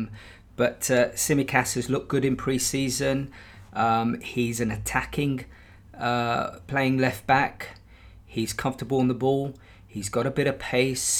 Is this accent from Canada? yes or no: no; Brighton, South East England, United Kingdom; my hometown club of Brighton